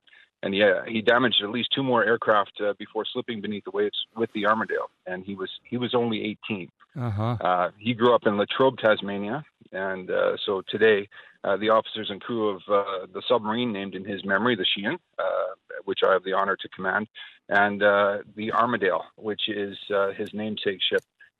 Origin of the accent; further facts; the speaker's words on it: Canada; moved away as an adult; now in Australia; My accent hasn't developed yet. I'm a very new Australian, a proud Australian. I served with the Canadian Armed Forces and was a submarine commander in Canada